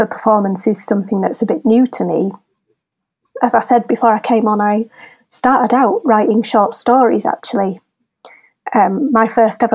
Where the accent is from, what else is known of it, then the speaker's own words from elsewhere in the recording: Wakefield, Yorkshire and the Humber, United Kingdom; moved away as an adult; now in Leeds, United Kingdom; I'm from Wakefield originally, but I'm an adoptive Leeds Leodensian